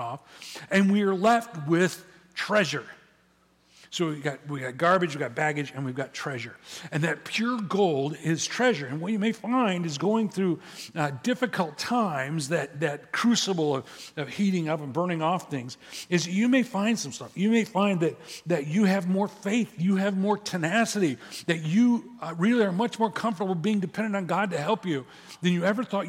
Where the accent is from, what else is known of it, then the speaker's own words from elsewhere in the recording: Midwest, United States; now in California, United States; when I grew up in the Midwest, when I was a kid